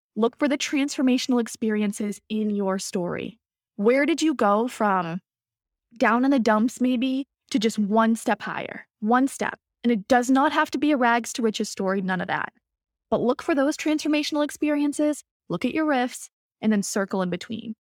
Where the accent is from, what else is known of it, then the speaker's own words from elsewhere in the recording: Boston, Massachusetts, United States; I'm from Boston